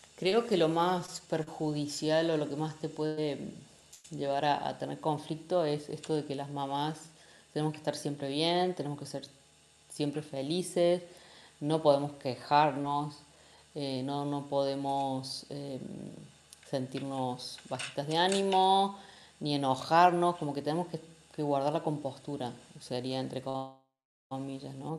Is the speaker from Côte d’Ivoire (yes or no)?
no; Argentina; moved away as an adult; also born or lived in Mexico; now in Spain; yo soy de Argentina, nativa, aunque ahora vivimos en España